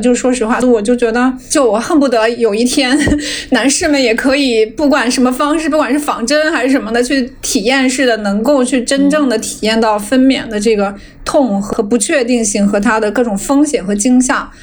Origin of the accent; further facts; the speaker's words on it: Hunan, China; moved away; also born or lived in Seattle, United States; 我是老家湖南，我是老家湖南，是很多洪水的